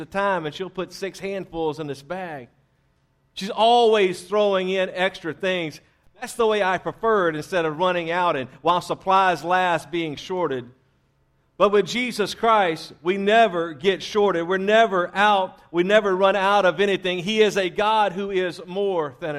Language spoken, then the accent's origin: English; Louisiana, United States; moved away; I was raised in Louisiana